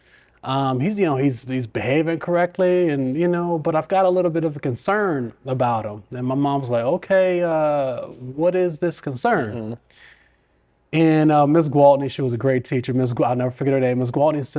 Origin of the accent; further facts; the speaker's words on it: Los Angeles, California, United States; born there; now in Richmond, United States; I was born in Los Angeles. My mother and father both went to college out in Los Angeles. They did not want to raise a family in Los Angeles.